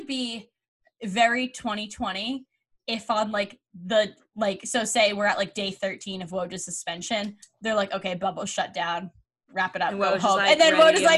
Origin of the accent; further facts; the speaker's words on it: Boston, Massachusetts, United States; I'm from Boston.